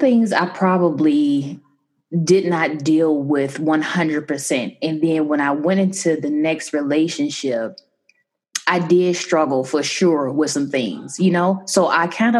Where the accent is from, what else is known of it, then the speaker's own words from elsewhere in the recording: Chicago, Illinois, United States; I'm from Chicago